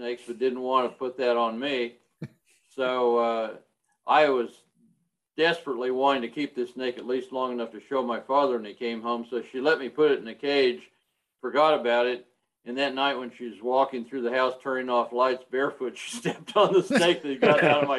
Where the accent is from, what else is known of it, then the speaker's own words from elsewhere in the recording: Hawaii, United States; I was born in Hawaii